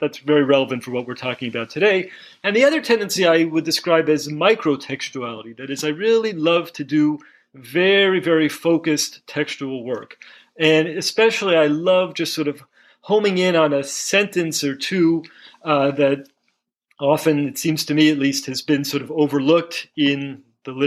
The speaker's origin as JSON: {"language": "English", "town": "Los Angeles", "region": "California", "country": "United States", "tie": "born or raised there", "also_born_or_lived": "Chicago / Boston / New Haven / Jerusalem", "moved": "yes", "lives_now": "Phoenix, United States", "said": "I grew up in Los Angeles, lived in a lot of places."}